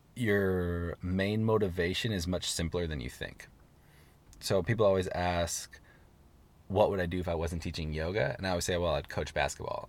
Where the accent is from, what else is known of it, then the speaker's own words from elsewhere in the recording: Seattle, Washington, United States; moved away as an adult; now in Los Angeles, United States; I'm from Seattle. I have a lot of support in Seattle. My family lives there. All my best friends live there